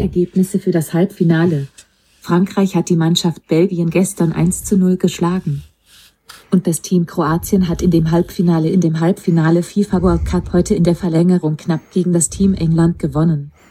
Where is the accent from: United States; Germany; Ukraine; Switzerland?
Switzerland; als Schweizer